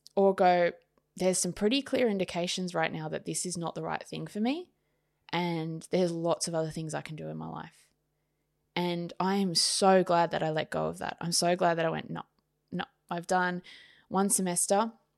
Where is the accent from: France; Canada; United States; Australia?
Australia; Sydney, New South Wales; also born or lived in Queensland / Wollongong; I was brought up in Sydney